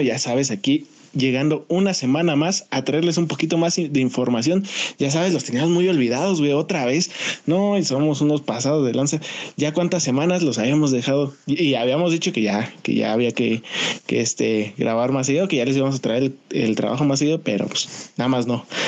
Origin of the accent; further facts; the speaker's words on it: Acambay, State of Mexico, Mexico; yo también aquí soy de Endeje